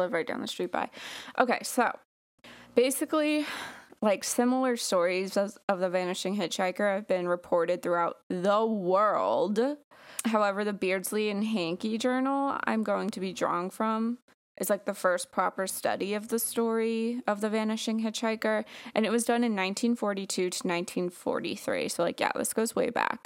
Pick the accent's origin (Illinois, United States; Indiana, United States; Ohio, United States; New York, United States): New York, United States; Long Island; born or raised there